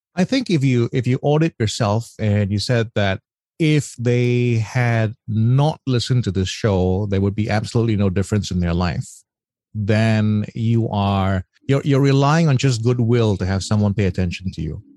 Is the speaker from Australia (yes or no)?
yes; Australia; moved away; I come from Australia